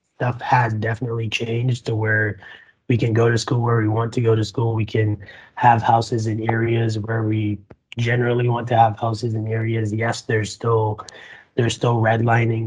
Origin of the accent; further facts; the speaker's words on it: Barbados; also born or lived in Nampa, Idaho; now in Idaho, United States; I'm an immigrant from the Caribbean. I came from Barbados uh, 11 years ago